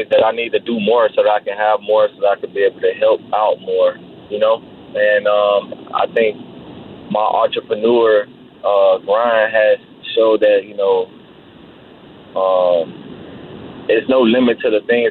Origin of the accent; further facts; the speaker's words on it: Miami, Florida, United States; I'm from Miami, Florida